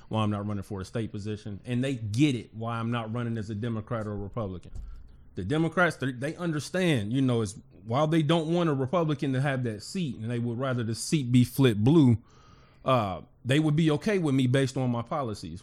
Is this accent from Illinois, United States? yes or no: no; Cincinnati, Ohio, United States; born and raised in Cincinnati